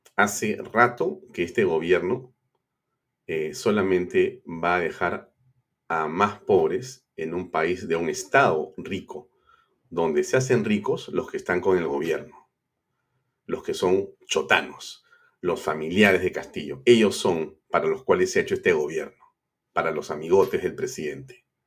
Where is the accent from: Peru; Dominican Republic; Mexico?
Peru; como peruano